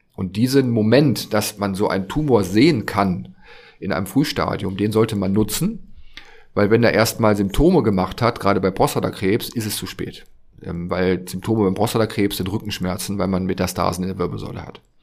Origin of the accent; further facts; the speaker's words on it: Friesland, near Jever, Lower Saxony, Germany; moved away as an adult; also born or lived in Leverkusen / Hamburg; now in Berlin, Germany; bin ich aufgewachsen in Friesland, da in der Nähe von Jever